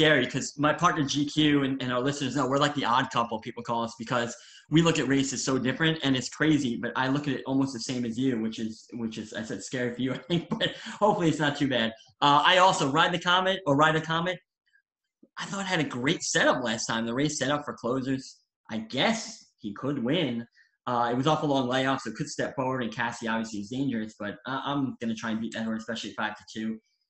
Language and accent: English; New York, United States; I'm from New York and I follow New York racing closest.